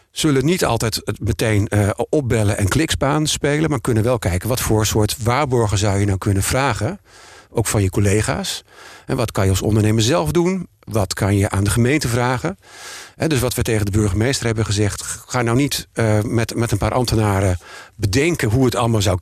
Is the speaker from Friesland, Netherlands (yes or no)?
no; Amsterdam, North Holland, Netherlands; En wij hebben er als Amsterdammers baat bij